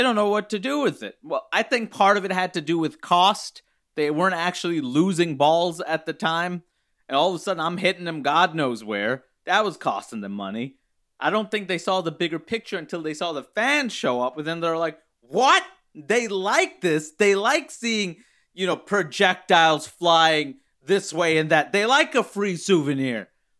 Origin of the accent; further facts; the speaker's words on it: Baltimore, Maryland, United States; I was raised in Pigtown, of course. I didn't think I'd leave Pigtown.